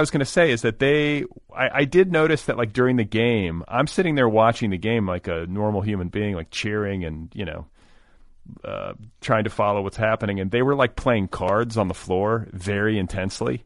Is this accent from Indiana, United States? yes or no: yes; Indiana, United States; moved away as an adult; also born or lived in Wisconsin; I grew up in Indiana